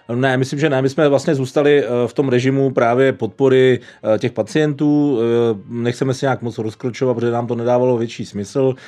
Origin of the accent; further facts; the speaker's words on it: Hradec Králové, Hradec Králové Region, Czechia; also born or lived in Havlíčkův Brod / Prague; Jinak jsem Hradečák, eh, těle mi duší.